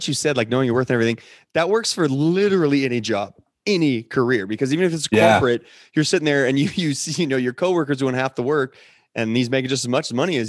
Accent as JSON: {"language": "English", "country": "United States", "tie": "born or raised there", "also_born_or_lived": "Nebraska", "said": "So I grew up in the mountains here. Went to college out in Nebraska and stuff."}